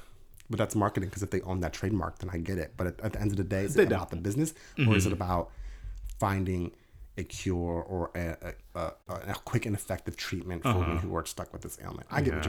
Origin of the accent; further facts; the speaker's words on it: Philadelphia, Pennsylvania, United States; we're from Philadelphia.